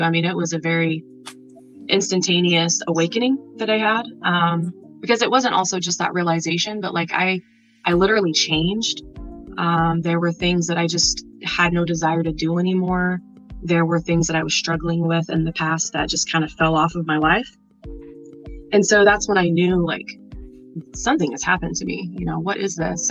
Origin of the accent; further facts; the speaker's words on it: Nebraska, United States; I'm from Nebraska.